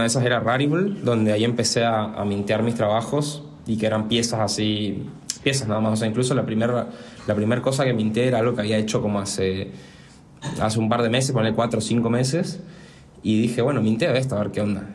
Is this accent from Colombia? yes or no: no; Resistencia, Chaco, Argentina; soy de Resistencia Chaco